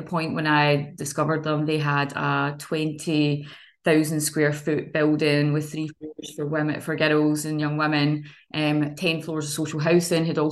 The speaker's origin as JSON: {"language": "English", "town": "Kilmarnock", "region": "Scotland", "country": "United Kingdom", "tie": "born or raised there", "said": "I came from Kilmarnock as well"}